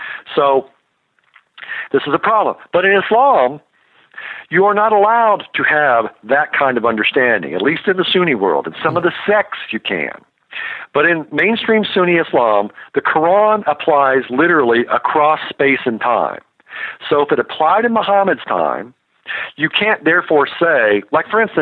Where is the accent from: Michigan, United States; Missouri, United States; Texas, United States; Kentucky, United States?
Kentucky, United States; I grew up in Kentucky